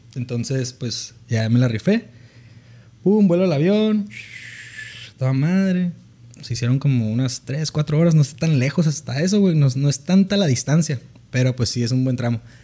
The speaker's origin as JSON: {"language": "Spanish", "town": "Mexicali", "region": "Baja California", "country": "Mexico", "tie": "born or raised there", "said": "Soy originario de Baja California, de Mexicali, Baja California."}